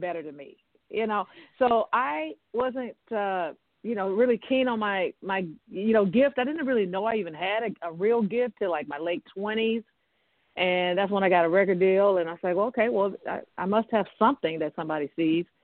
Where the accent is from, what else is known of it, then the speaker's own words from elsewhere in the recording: Memphis, Tennessee, United States; I grew up in Memphis, Tennessee